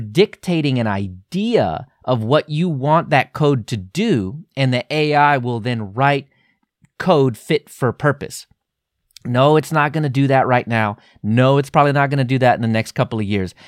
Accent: Texas, United States; my inner Texan

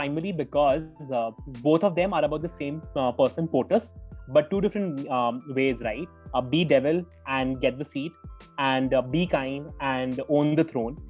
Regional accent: Jammu, Jammu and Kashmir, India; my home in Jammu, which happens to be my hometown.

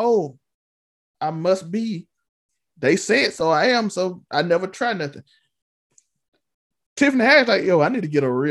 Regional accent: Mississippi, United States; Let me just do something in Mississippi.

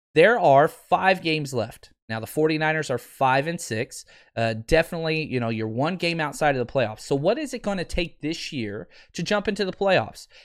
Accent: Fort Worth, Texas, United States; also born or lived in Dallas; I'm from Dallas, Fort Worth. Uh, grew up on the Fort Worth side.

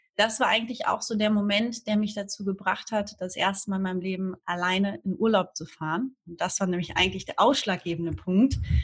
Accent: Hamburg, Germany; moved away as an adult; now in Fuerteventura, Spain; Ich komme eigentlich aus dem wundervollen Norddeutschland, aus Hamburg

